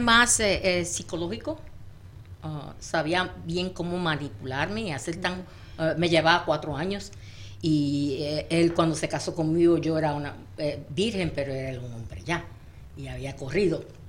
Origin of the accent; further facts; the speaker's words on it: Puerto Rico; nosotros puertorriqueños decimos espampanante